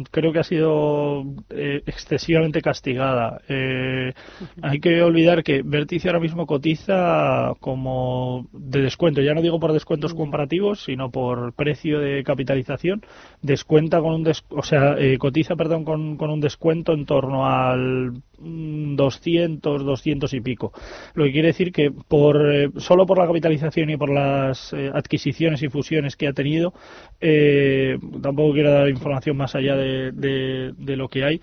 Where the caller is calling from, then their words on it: Alicante, Valencian Community, Spain; Buenos días … de Alicante